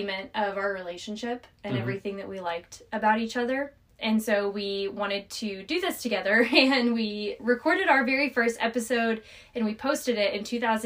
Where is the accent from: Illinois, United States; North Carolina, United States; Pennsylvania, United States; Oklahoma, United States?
North Carolina, United States; moved away; I am a 27-year-old raised in North Carolina, lived all over the United States